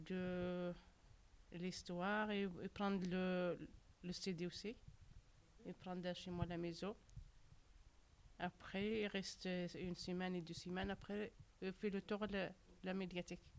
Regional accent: Morocco; French is a second language; moved away

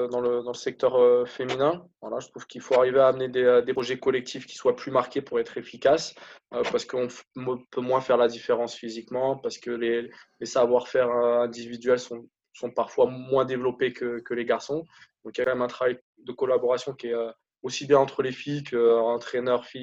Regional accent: Mont-de-Marsan, Nouvelle-Aquitaine, France; born there; Je suis né à Mont-de-Marsan, effectivement. J'y ai vécu très peu en fait.

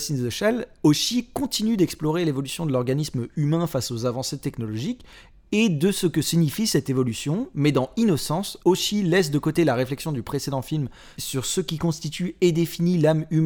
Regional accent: France; chez nous en France

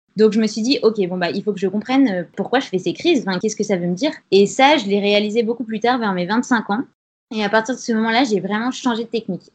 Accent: Grenoble, Auvergne-Rhône-Alpes, France; now in Paris, France; J'ai 29 ans, je viens de Grenoble

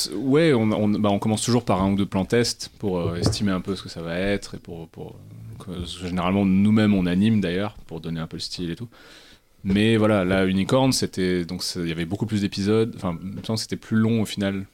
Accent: Cantal, Auvergne-Rhône-Alpes, France; j'ai grandi dans le Cantal

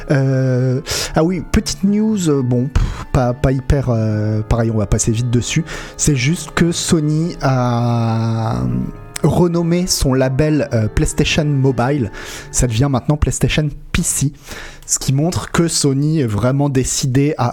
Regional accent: France; Ouais, euh, Nico, effectivement, et pour nous en tant que Français, euh, c'était un peu compliqué.

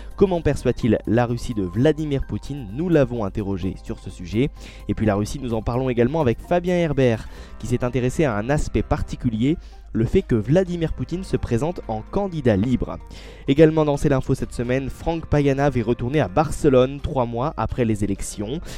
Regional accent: France; chez nous en France

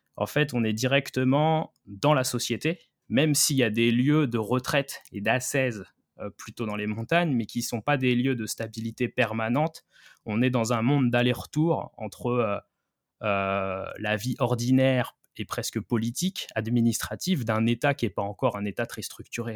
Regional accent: France; moved away as an adult; also born or lived in Kyoto, Japan; quand on est français

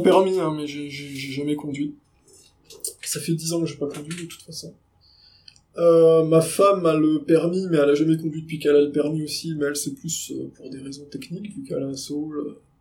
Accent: Nancy, Grand Est, France; je suis de Nancy

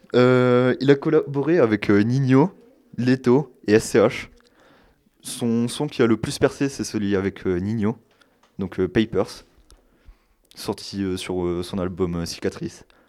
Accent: Douai, Hauts-de-France, France; je viens de Douai, dans le Nord

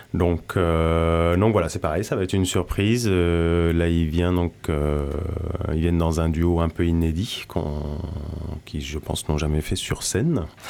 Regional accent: France; also born or lived in Brittany; now in Landes, France; je suis pas originaire non plus des Landes, je viens de Normandie et de Bretagne

